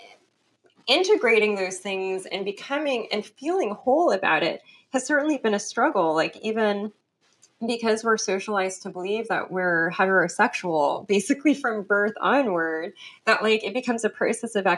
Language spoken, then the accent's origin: English; Los Angeles, California, United States; accent: Los Angeles; also born or lived in London; all of my friends from high school can tell you we are definitely from